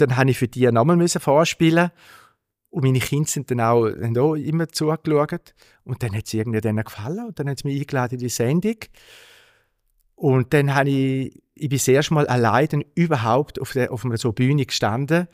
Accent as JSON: {"language": "German", "town": "Altstätten", "region": "St. Gallen", "country": "Switzerland", "tie": "born or raised there", "said": "ich bin in Altstädten aufgewachsen, zumindest im Städtli"}